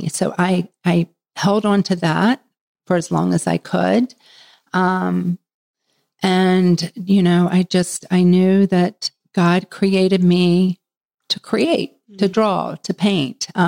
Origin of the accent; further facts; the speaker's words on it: Charlotte, North Carolina, United States; from Charlotte, North Carolina.